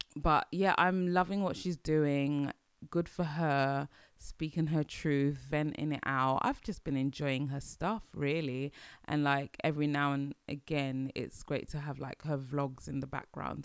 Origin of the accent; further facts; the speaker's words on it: London, United Kingdom; as British people, as Londoners, as British people